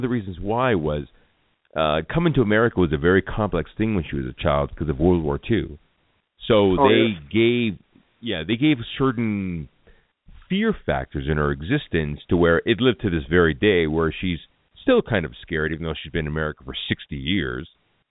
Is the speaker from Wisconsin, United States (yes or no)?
no; Los Angeles, California, United States; I was I was born and I was raised in a Filipino neighborhood called Atwater Village in Los Angeles. So I grew up all around Filipinos, and I grew up learning Tagalog when I was very, very young